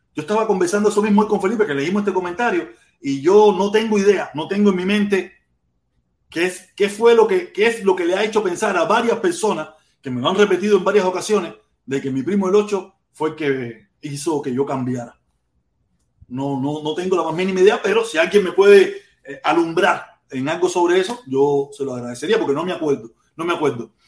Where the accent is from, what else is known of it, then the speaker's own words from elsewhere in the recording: Cuba; moved away; que nos fuimos de Cuba